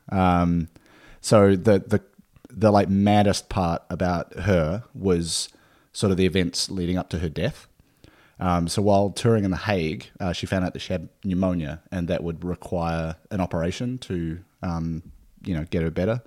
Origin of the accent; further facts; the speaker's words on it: Nelson, New Zealand; now in Australia; my hometown is, uh, Nelson